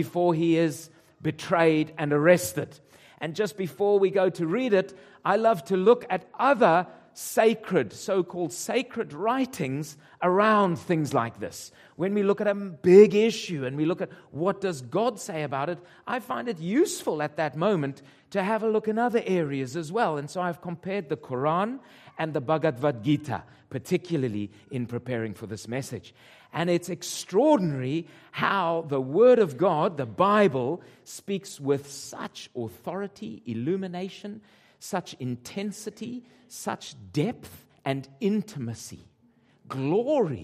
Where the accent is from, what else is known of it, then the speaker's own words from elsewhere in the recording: Zimbabwe; moved away; my mother is Scottish and my father Portuguese, and I was born in Rhodesia. And Rhodesia became Zimbabwe